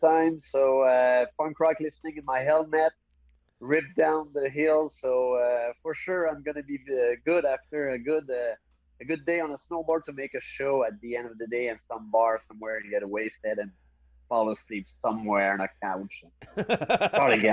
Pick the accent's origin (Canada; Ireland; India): Canada; I'm Canadian